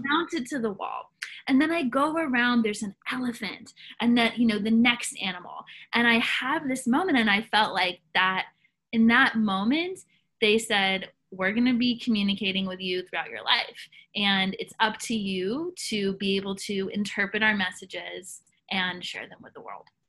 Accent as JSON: {"language": "English", "town": "Nashville", "region": "Tennessee", "country": "United States", "tie": "born or raised there", "said": "I grew up in Tennessee, grew up in Nashville, Tennessee."}